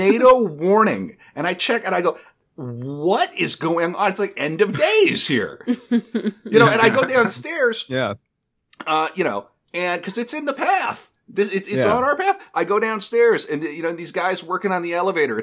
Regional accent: North Dakota, United States; now in New York, United States; I'm from North Dakota

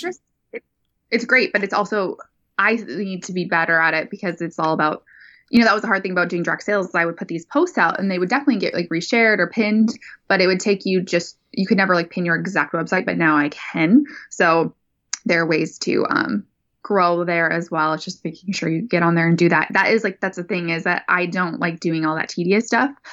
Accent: North Dakota, United States; also born or lived in California; now in Sacramento, United States; born and raised, man, in North Dakota

